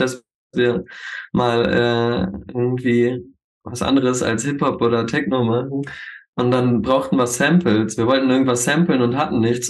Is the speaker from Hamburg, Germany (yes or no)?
no; Hildesheim, Lower Saxony, Germany; now in Hanover, Germany; wir kommen alle aus Hildesheim